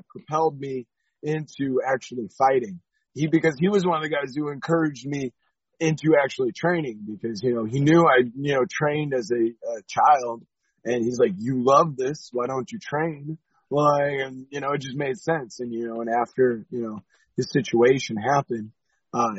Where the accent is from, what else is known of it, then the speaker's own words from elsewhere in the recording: San Diego, California, United States; I grew up in San Diego, California